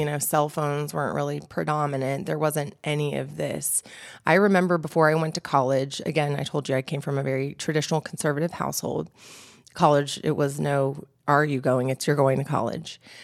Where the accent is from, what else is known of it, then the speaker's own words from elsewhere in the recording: Brooks, Georgia, United States; also born or lived in Albuquerque, New Mexico / Peachtree City, Georgia; now in Atlanta, United States; I had a beautiful childhood growing up in Brooks, Georgia